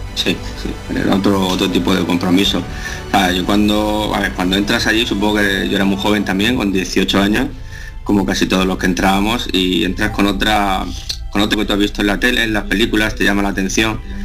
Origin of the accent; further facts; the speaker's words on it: La Unión, Region of Murcia, Spain; moved away as an adult; also born or lived in Cartagena / Barcelona; Yo soy natural de Cartagena. Pues- eh, yo, aunque nací en Cartagena, he vivido toda la vida en, la ciudad de La Unión. Está a 8 kilómetros de aquí de Cartagena.